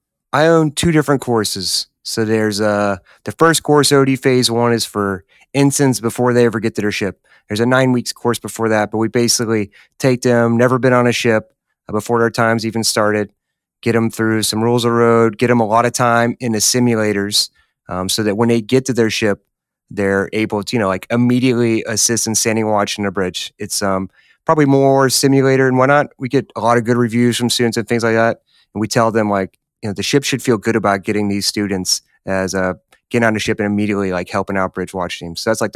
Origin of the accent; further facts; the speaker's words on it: Memphis, Tennessee, United States; as you know, I'm from Tennessee, wrong side of the state in Memphis, but jumped at the opportunity to be there.